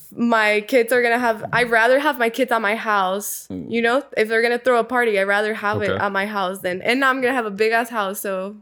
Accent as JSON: {"language": "English", "town": "San Diego", "region": "California", "country": "United States", "tie": "born or raised there", "also_born_or_lived": "Nayarit, Mexico", "said": "I grew up in San Diego"}